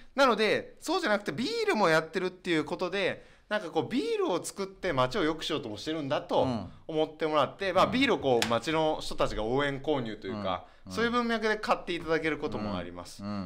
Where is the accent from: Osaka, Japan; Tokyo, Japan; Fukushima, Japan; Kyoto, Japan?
Kyoto, Japan; Yosano; 私はこの与謝野町にこう生まれ育って